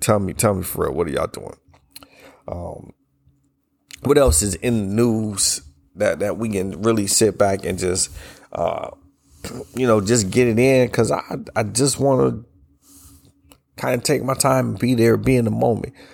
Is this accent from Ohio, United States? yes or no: yes; Ohio, United States; moved away; I'm from up north. I'm from Ohio